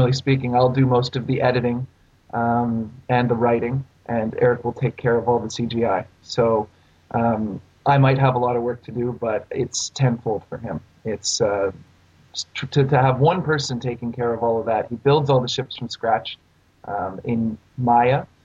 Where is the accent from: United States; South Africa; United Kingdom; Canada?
Canada; I'm Canadian